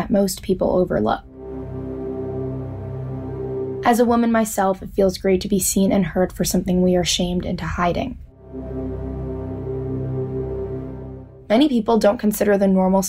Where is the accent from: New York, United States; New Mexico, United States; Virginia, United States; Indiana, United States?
New York, United States; I'm from New York